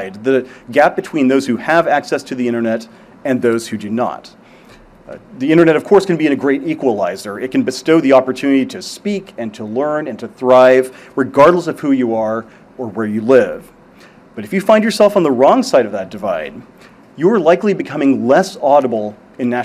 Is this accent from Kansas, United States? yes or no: yes; Parsons, Kansas, United States; moved away; my hometown of Parsons, Kansas.